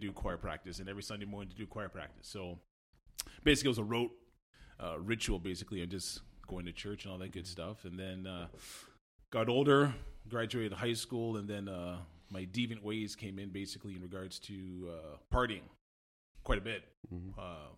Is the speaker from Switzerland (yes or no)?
no; Montreal, Quebec, Canada; moved away as an adult; also born or lived in Toronto / Arthur, Ontario; born and raised in Montreal